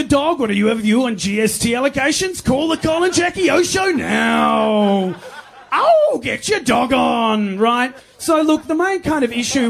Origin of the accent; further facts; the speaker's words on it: Melbourne, Victoria, Australia; I'm from Melbourne